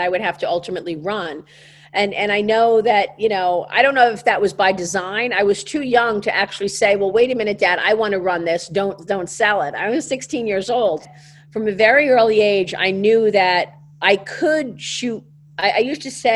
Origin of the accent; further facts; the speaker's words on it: New York City, New York, United States; accent: Brooklyn; I wanted to leave my Brooklyn accent behind